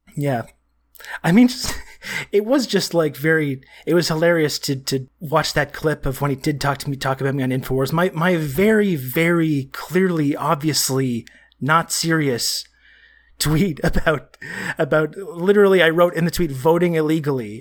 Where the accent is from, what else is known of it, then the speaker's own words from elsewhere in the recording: Canada; being Canadian